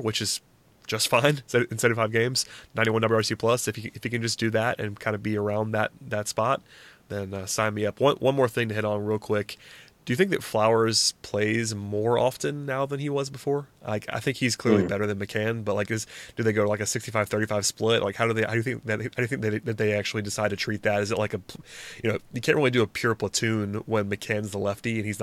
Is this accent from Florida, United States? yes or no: no; Gwinnett County, Georgia, United States; I'm from Gwinnett County